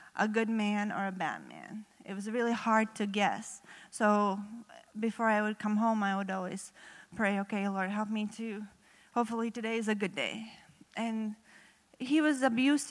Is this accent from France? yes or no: no; Riga, Latvia; English is a second language; now in United States; I have a little accent. That's because I'm not originally from U.S. I grew up in Riga, Latvia.